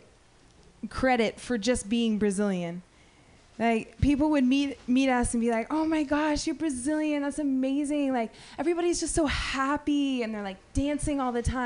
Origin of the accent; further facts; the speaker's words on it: the Bay Area, California, United States; I grew up in the Bay